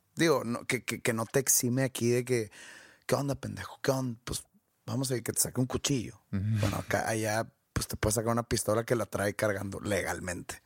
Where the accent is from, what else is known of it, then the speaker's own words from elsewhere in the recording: Mexico; moved away; como mexicanos